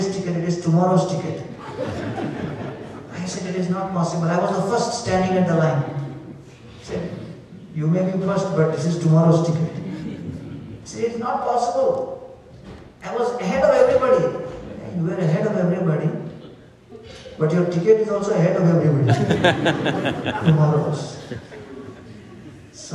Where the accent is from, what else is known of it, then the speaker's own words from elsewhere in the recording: India; We are from India